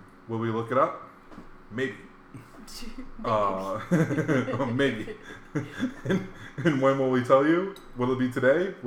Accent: Hawaii, United States; growing up in Hawaii, we had a lot of manga.

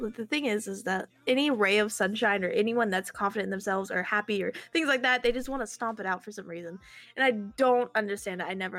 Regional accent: Alabama, United States; I don't have the southern accent, because even though I'm from Alabama, I don't have the southern accent

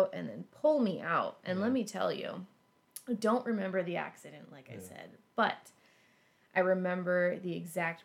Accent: Alaska, United States; now in Ohio, United States; I grew up in Alaska. I learned to drive in Alaska.

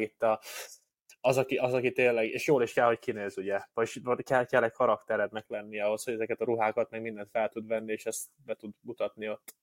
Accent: Hungary; két 27 eh, éves férfi, fehér magyar ember vagyunk

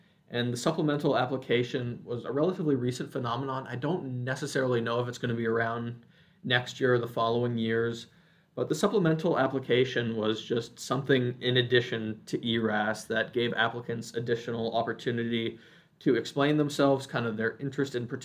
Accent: Midwest, United States; moved away; I grew up in the Midwest, so I was more willing to look at programs in the Midwest

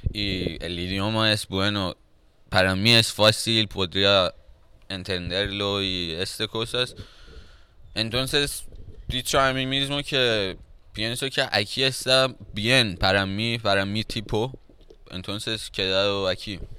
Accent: Tehran, Tehran Province, Iran; Spanish is a second language; moved away as an adult; also born or lived in Greece; now in Barcelona, Spain; tengo 20 años … Soy de Irán, tengo 20 años

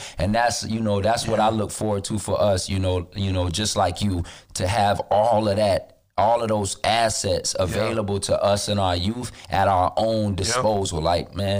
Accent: Florida, United States; I live in Florida. I'm from Florida. I haven't really left that much.

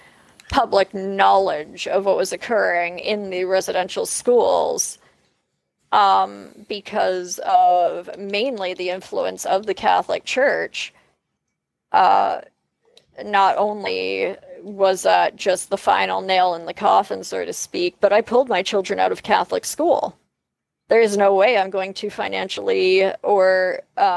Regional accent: Canada; being Canadian

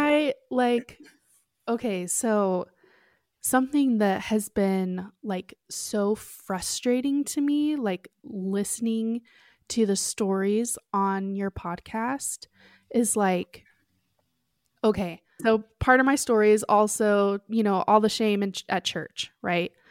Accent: Oregon, United States; moved away as an adult; also born or lived in Lima, Peru; now in Utah, United States; I grew up in Oregon, but I've lived in Utah for the last, like, eight years or so

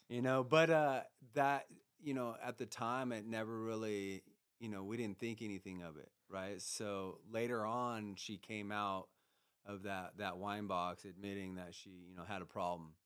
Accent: Grass Valley, California, United States; I grew up uh, up in Grass Valley.

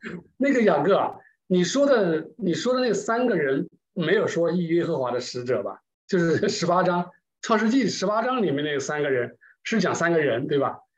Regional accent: China; 我们中国人对这个气这个有，有一点感情吧

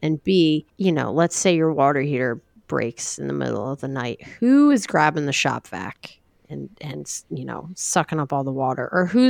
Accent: New Jersey, United States; I'm from New Jersey.

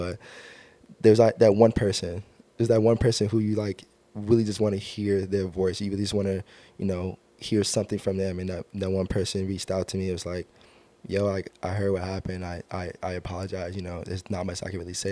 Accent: Long Beach, California, United States; Born and raised in Long Beach. I've been in Long Beach all my life

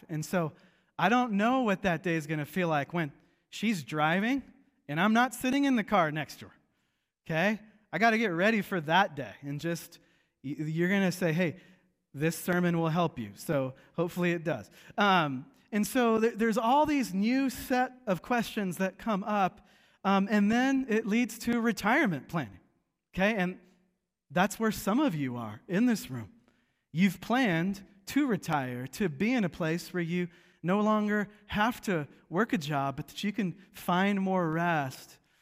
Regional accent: Seattle, Washington, United States; growing up in Seattle

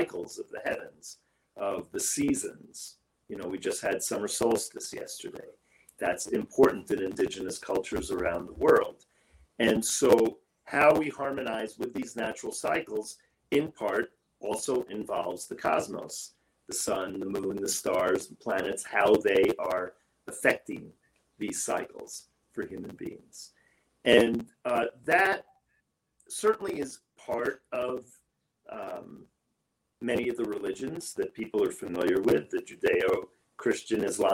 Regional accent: New York City, New York, United States; I grew up in New York City

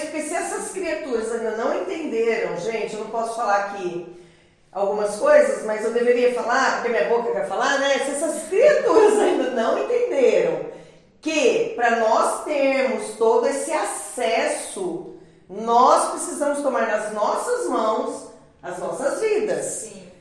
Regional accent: Campo Grande, Mato Grosso do Sul, Brazil; com os 15 anos que eu estudava no Joaquim Murtinho, que é daqui do, de Campo Grande

